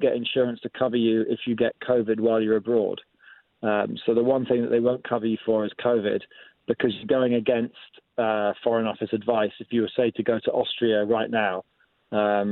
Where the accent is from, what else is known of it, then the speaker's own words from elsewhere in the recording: Scotland, United Kingdom; I was growing up in Scotland. So my dad was in the Air Force. He was posted up to RAF Turnhouse